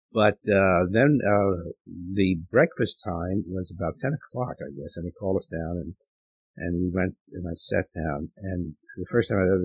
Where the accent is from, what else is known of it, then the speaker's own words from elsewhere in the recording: New York City, New York, United States; now in Amherst, United States; Well, I grew up in New York City. I was born in Spanish Harlem and lived there for about 14 years.